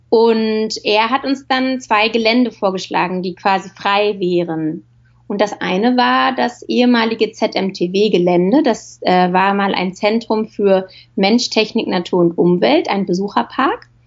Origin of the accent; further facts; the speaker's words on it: Berlin, Germany; Äh, also, aufgewachsen bin ich in Berlin und habe da zuerst Film- und Fernsehproduktion studiert in Potsdam an der Filmschule Konrad Wolf.